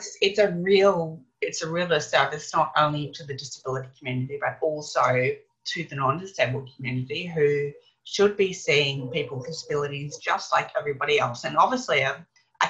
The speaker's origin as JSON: {"language": "English", "country": "Australia", "tie": "born or raised there", "said": "I was a little white blonde kid running around the Australian backyard"}